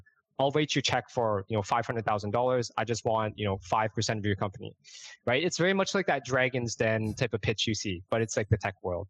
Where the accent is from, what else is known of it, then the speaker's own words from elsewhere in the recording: Toronto, Ontario, Canada; moved away as an adult; also born or lived in Brooklyn, New York; now in New York City, United States; I'm born and raised in Toronto, Canada